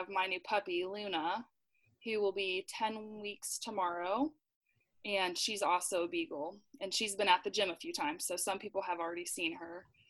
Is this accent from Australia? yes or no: no; Dublin, Leinster, Ireland; So I have a really small family, but I grew up in Dublin and I have one older brother.